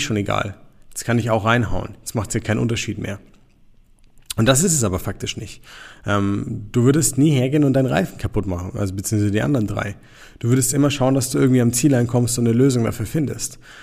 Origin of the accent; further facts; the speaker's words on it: Nuremberg, Bavaria, Germany; wir kommen jetzt hier aus Nürnberg